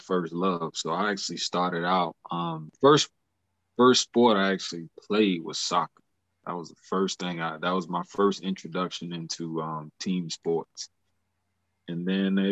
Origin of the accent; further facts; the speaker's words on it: Columbia, South Carolina, United States; also born or lived in Mauldin, South Carolina; Native of Columbia, rooted out of Charleston, but I grew up here in Columbia.